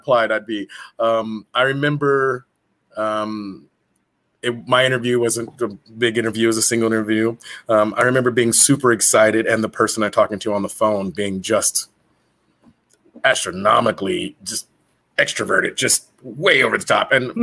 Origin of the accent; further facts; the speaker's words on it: central Illinois, United States; growing up in Illinois, central Illinois, very close to St. Louis